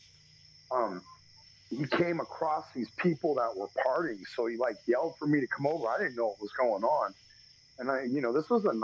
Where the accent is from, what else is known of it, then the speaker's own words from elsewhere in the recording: Texas, United States; we're from Texas.